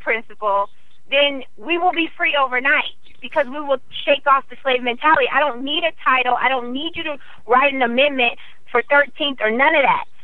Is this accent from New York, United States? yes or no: no; Iowa, United States; I grew up in Iowa, 97% white